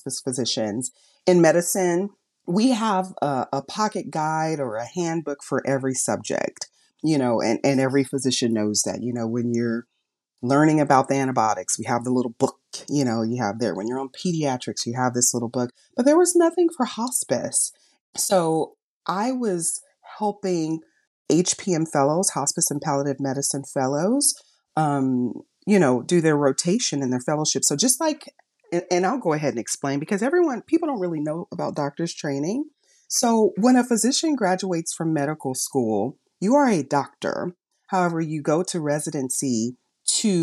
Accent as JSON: {"language": "English", "town": "Los Angeles", "region": "California", "country": "United States", "tie": "born or raised there", "said": "I'm from Los Angeles, and like I said, community service has always been a part of my life, even in every stage of my education. I remember in college, I was a tutor back in Los Angeles where I grew up"}